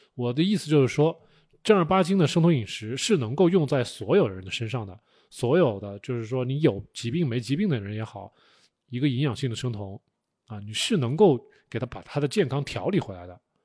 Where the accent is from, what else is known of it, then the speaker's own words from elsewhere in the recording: China; 我们中国人吃食，吃植物吃了这么多年